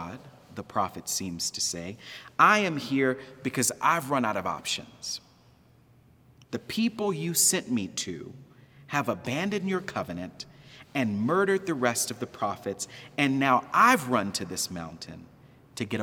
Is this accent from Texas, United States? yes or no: yes; Texas, United States; growing up in Texas, we called it Baal.